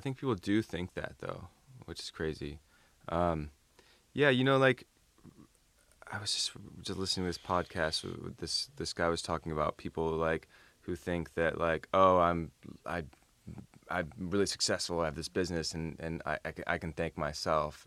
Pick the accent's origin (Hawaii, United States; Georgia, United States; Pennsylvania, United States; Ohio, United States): Ohio, United States; Toledo; moved away; I almost moved back to Toledo, Ohio